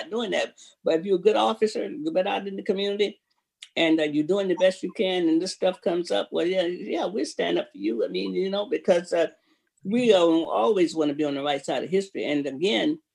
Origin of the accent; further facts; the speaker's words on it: Florida, United States; now in Seattle, United States; that's my home state. So I'm from Florida.